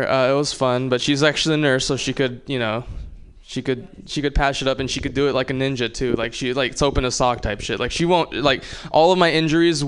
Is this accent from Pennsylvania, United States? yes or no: no; Hawaii, United States; I'm from Hawaii